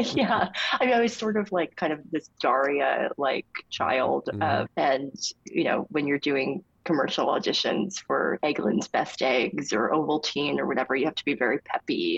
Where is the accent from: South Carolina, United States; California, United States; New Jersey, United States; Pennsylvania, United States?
New Jersey, United States; near Asbury Park; Asbury Park, New Jersey, which was near my hometown